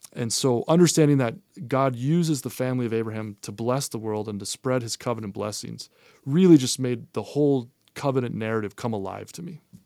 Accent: Massachusetts, United States; now in Utah, United States; I grew up in Massachusetts

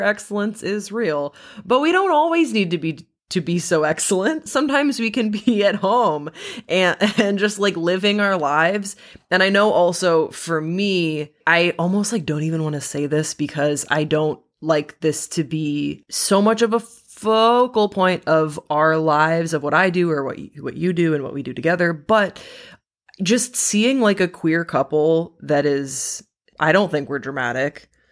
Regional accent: Waterloo, Wallonia, Belgium; moved away; I grew up in Waterloo, Belgium.

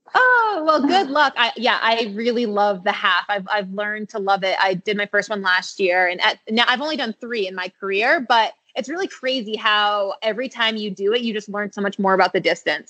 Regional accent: Standish, Maine, United States; moved away; also born or lived in Arizona; My parents live on Sebago Lake, um, which is in Standish, Maine, is where I was raised

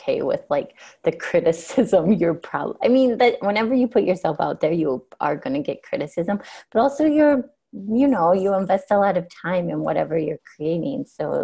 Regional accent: South Dakota, United States; moved away; I'm originally from South Dakota

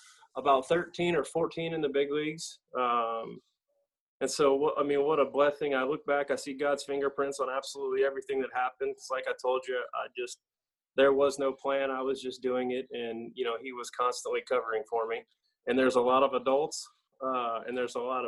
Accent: East Cobb, Georgia, United States; I grew up in East Cobb

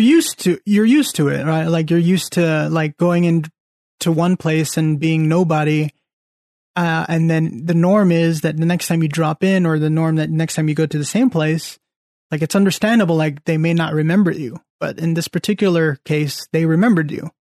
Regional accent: Central Valley, California, United States; moved away; back at home or back in the Central Valley

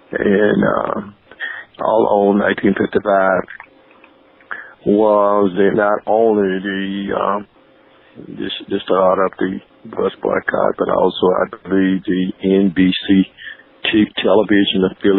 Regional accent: Alabama, United States; born or raised there

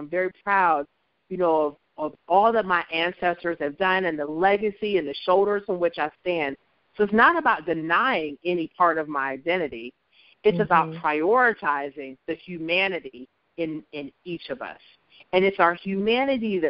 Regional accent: Columbus, Ohio, United States; moved away as an adult; also born or lived in Hershey, Pennsylvania; I grew up in Columbus and went to Columbus City Schools

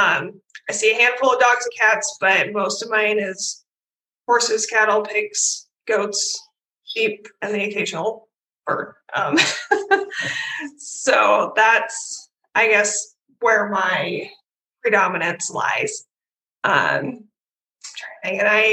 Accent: Iowa, United States; also born or lived in Guymon, Oklahoma; I grew up in Iowa. I love living here

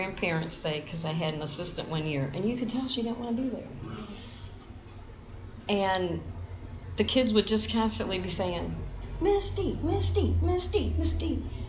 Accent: Kankakee, Illinois, United States; Born and raised in Kankakee.

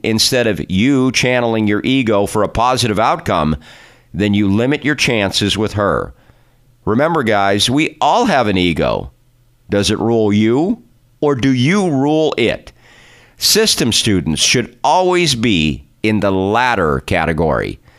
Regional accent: California, United States; my home state of California

